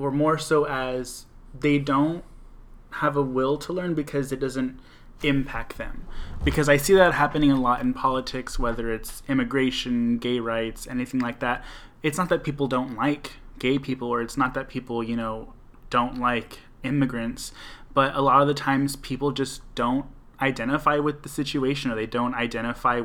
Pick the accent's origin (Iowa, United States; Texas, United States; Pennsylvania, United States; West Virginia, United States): Texas, United States; we come from Texas